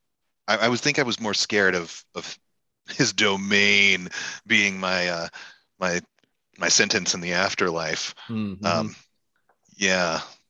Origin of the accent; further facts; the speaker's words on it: Virginia, United States; I also grew up Baptist, but in Virginia